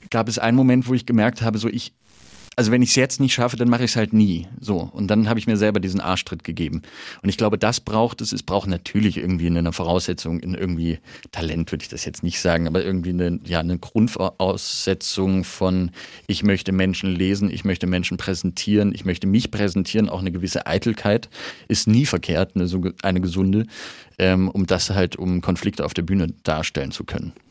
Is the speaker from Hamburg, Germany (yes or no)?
no; Halle, Saxony-Anhalt, Germany; so ein Herz für Nürnberg schlägt wie für meine Heimatstadt Halle